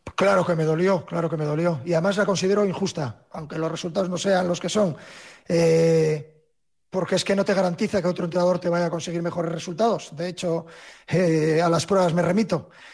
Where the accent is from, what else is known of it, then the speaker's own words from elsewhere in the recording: Gijón, Asturias, Spain; moved away; para mí mi tierra